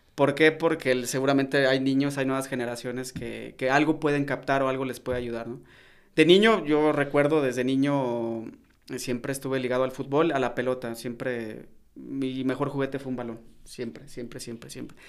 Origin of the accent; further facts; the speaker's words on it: León, Guanajuato, Mexico; also born or lived in Mexico City; Yo nací en la Ciudad de México, pero desde muy niño, por eso cuando me preguntan de, dónde eres, yo soy de León. O sea, fui registrado en la Ciudad de México, si ven mi acta de nacimiento aparece en la Ciudad de México, pero yo fui formado y, crecí eh, aquí en León.